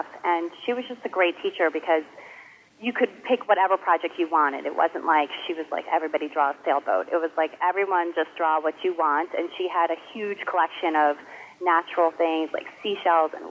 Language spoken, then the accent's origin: English; Potomac, Maryland, United States; now in Wellesley, United States; I grew up in Potomac, Maryland, which is a suburb of Washington, D.C.